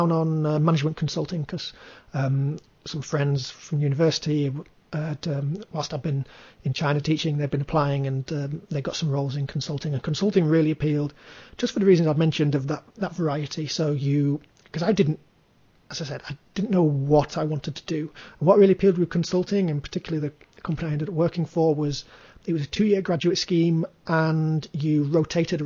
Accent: Leeds, Yorkshire and the Humber, United Kingdom; Leeds with Jet2, which was my hometown

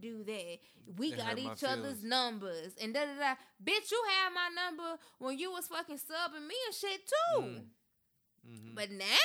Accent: Memphis, Tennessee, United States; now in Nashville, United States; I'm from Memphis. I'm from the cloth of real nigga

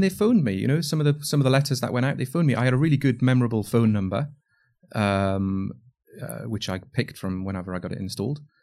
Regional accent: Northumberland, North East England, United Kingdom; I grew up in Northumberland

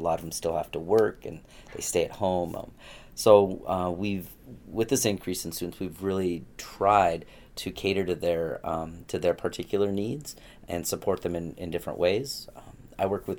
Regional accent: Tri-Cities, Washington, United States; also born or lived in Gig Harbor, Washington / Arizona; I actually lived in the Tri-Cities till I was 10. And then we moved in the mid-80s over to Gig Harbor, Washington

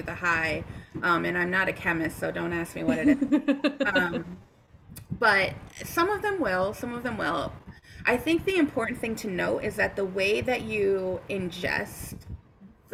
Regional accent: Connecticut, United States; moved away; I'm from Connecticut originally

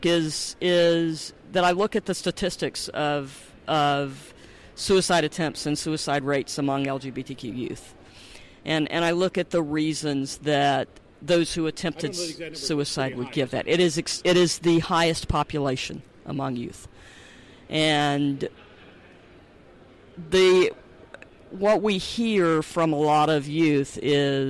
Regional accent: the South, United States; moved away; also born or lived in Baltimore-Washington area; I grew up in the South

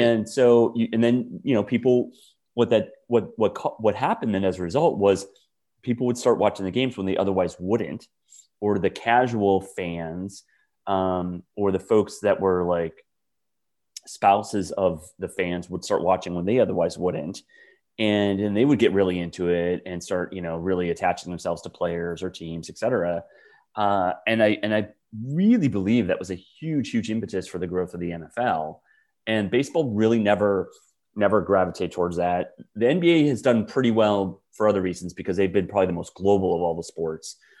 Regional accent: Wisconsin, United States; moved away; I grew up in Wisconsin as a diehard pro sports fan

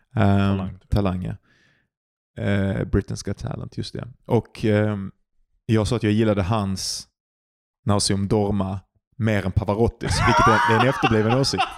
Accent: Sweden

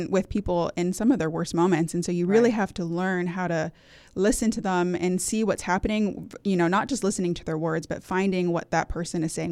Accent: California, United States; now in Hampton Roads, United States; I grew up and was born and raised in Northern California with my husband. Um, we're both from the California area, and we moved here in 2014 when he got orders for Norfolk uh, Naval Base.

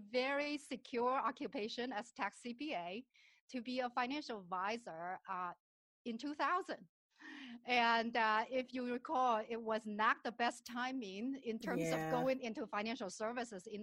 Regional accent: southern China, China; moved away as an adult; also born or lived in Shenzhen, China; now in Minnesota, United States; I was born and raised in China, and my parents were school teachers in a very remote village in southern part of China.

